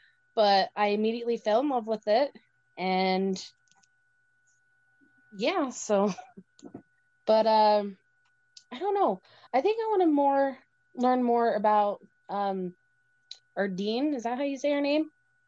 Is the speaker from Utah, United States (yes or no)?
yes; Utah, United States; I'm from very small town of Utah.